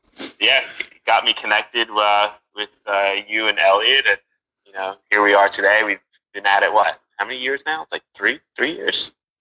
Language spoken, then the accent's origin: English; New Jersey, United States; moved away as an adult; also born or lived in New York / Rockland County, New York; now in Pennsylvania, United States; Born in New York, grew up in New Jersey, New York sports fan.